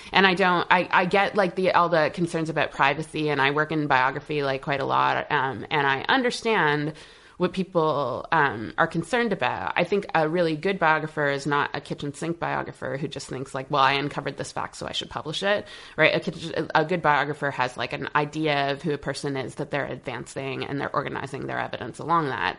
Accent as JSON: {"language": "English", "town": "Montreal", "region": "Quebec", "country": "Canada", "moved": "as an adult", "lives_now": "United States", "said": "since I left Montreal, I left Montreal in um, 2005."}